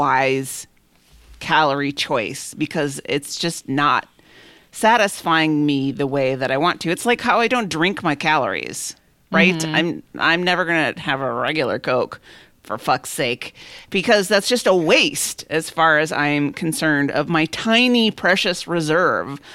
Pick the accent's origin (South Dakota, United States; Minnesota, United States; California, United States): Minnesota, United States; I'm from Minnesota.